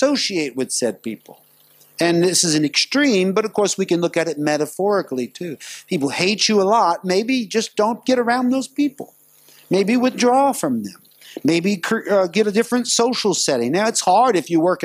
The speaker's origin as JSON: {"language": "English", "country": "United States", "moved": "yes", "lives_now": "Singapore", "said": "I'm from America"}